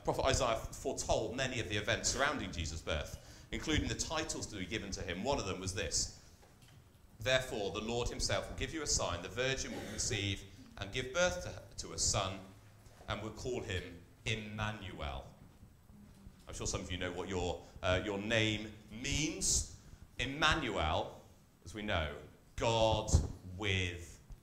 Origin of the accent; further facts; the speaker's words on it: Taunton, South West England, United Kingdom; moved away; my hometown of Taunton